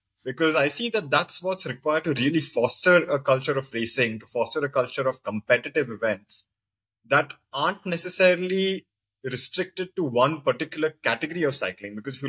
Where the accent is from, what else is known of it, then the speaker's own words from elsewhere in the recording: Goa, India; moved away as an adult; now in Bangalore, India; as someone who has moved to Bangalore very recently, and I'm from Goa